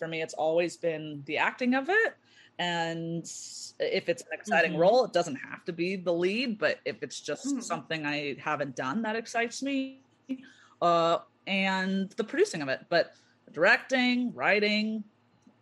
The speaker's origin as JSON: {"language": "English", "area": "Orange County", "region": "California", "country": "United States", "also_born_or_lived": "Chicago", "lives_now": "Los Angeles, United States", "said": "I'm from Orange County"}